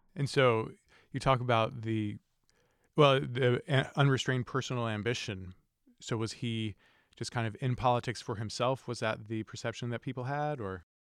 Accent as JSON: {"language": "English", "region": "North Carolina", "country": "United States", "tie": "born or raised there", "said": "I grew up in North Carolina"}